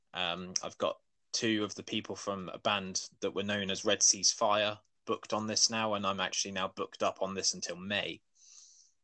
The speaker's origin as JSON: {"language": "English", "town": "Weymouth", "region": "South West England", "country": "United Kingdom", "tie": "born or raised there", "said": "I'm from Weymouth, have been my entire life."}